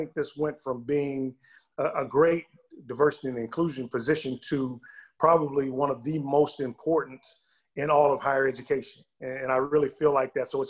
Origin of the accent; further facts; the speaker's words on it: Deep South, United States; I'm from the Deep South